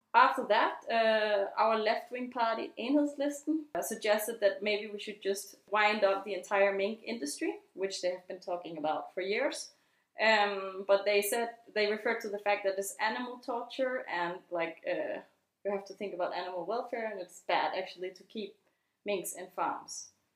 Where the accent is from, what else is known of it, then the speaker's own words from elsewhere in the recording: Denmark; the founder of Comit, and I'm from Denmark.